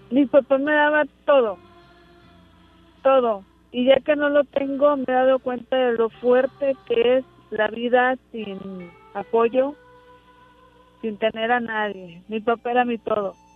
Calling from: Ciudad Madero, Tamaulipas, Mexico

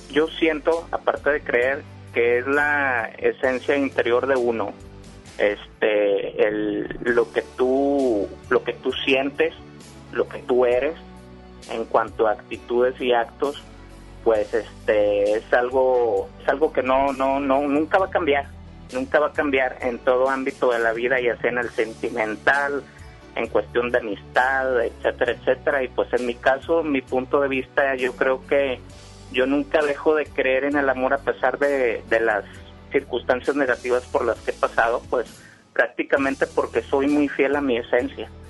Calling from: San Nicolás de los Garza, Nuevo León, Mexico; de San Nicolás de los Garza, centro.

